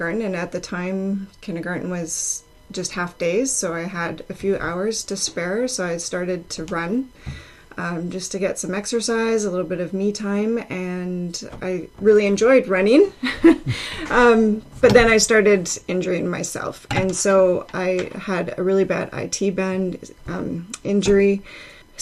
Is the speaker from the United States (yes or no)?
no; Delta, British Columbia, Canada; moved away as an adult; now in Abbotsford, Canada; I grew up in North Delta